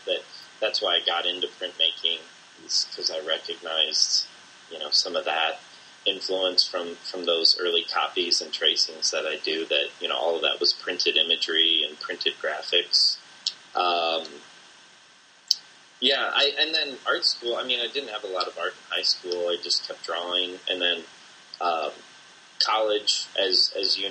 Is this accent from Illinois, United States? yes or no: yes; Bloomington, Illinois, United States; grew up in Bloomington, Illinois, where you and I went to school as well